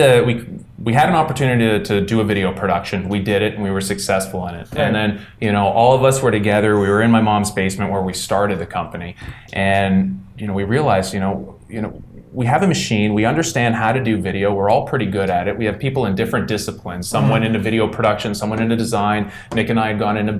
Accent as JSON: {"language": "English", "town": "Ottawa", "region": "Ontario", "country": "Canada", "tie": "born or raised there", "said": "we're all Orleans boys. We came from the East End of Ottawa."}